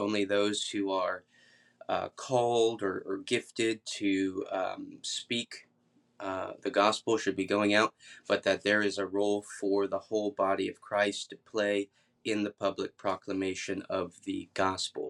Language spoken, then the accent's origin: English; Atlanta, Georgia, United States; now in Kentucky, United States; I'm from Atlanta originally